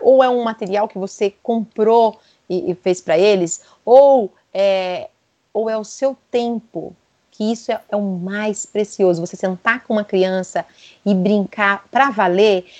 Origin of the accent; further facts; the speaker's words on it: São Paulo, Brazil; eu sou de São Paulo